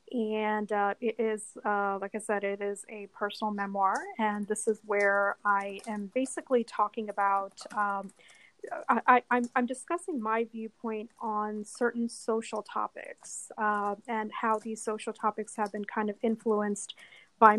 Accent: Washington, District of Columbia, United States; moved away as an adult; also born or lived in New York City; I moved back to the DC area

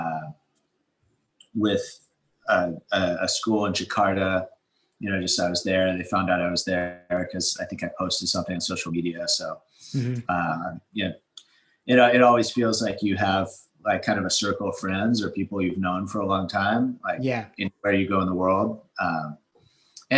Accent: Santa Cruz, California, United States; also born or lived in New Zealand; I grew up surfing in Santa Cruz.

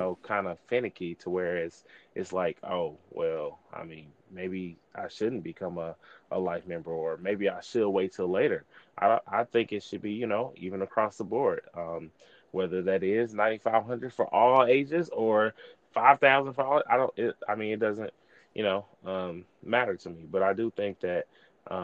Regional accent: East St. Louis, Illinois, United States; I'm from East St. Louis, Illinois, Delta Epsilon Lambda chapter, where, you know, I'm a part of now.

